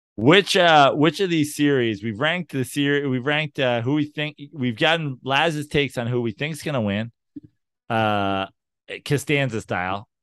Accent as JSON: {"language": "English", "region": "New York", "country": "United States", "moved": "yes", "lives_now": "Los Angeles, United States", "said": "I'm from New York and live in Los Angeles"}